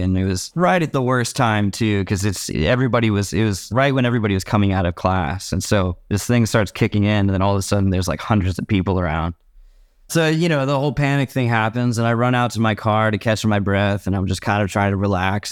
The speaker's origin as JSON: {"language": "English", "town": "San Leandro", "region": "California", "country": "United States", "tie": "born or raised there", "said": "I grew up in San Leandro, California."}